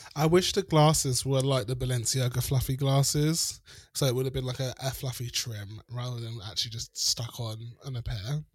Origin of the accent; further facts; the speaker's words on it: South Africa; moved away; I grew up in South Africa